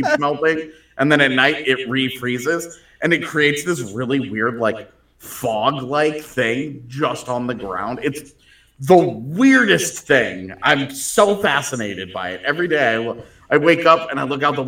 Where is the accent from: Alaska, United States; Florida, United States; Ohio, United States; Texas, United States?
Texas, United States; Katy; moved away; also born or lived in Winnipeg; when I was growing up in Katy